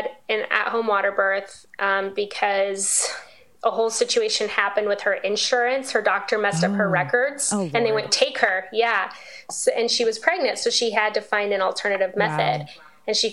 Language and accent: English; Las Vegas, Nevada, United States; I'm from Vegas.